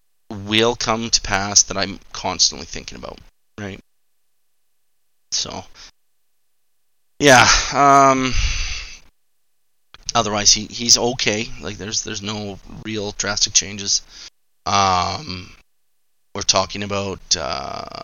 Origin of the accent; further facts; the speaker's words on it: Nanton, Alberta, Canada; growing up in Nanton